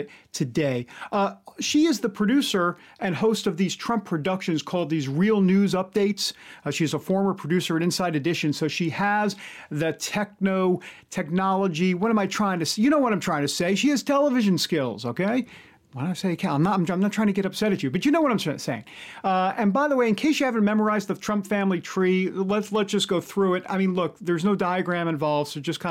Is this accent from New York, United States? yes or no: yes; New York, United States; I'm from New York